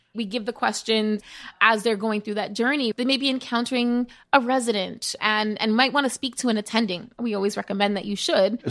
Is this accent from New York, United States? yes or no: yes; New York City, New York, United States; growing up in the Bronx, witnessing firsthand what it means to have a zip code determine your health